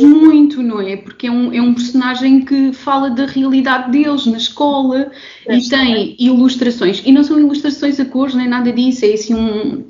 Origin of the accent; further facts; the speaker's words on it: Évora, Alentejo, Portugal; eu sou alentejana, eu sou de Évora